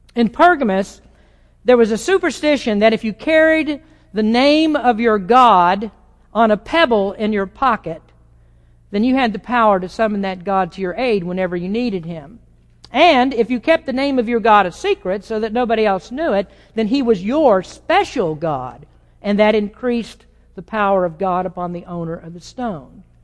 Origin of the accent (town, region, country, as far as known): United States